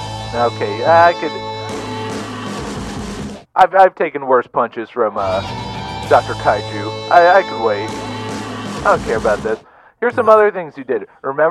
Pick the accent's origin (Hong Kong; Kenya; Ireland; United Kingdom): Ireland; Dublin, Leinster; now in Milford, United States